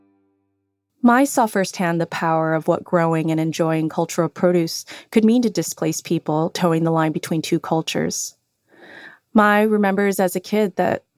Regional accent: United States; an American-born child of Cambodian refugees

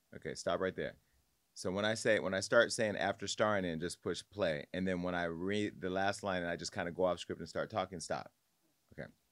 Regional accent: Stockton, California, United States; my little cousin who I grew up with on Scribner Street on the South Side

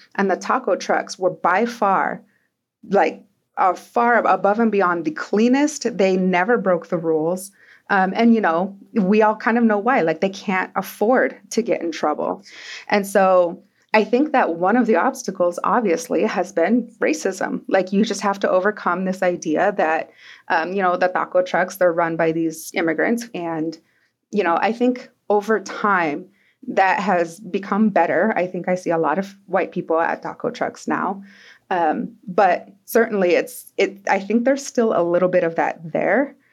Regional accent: Twin Falls, Idaho, United States; I grew up in Twin Falls

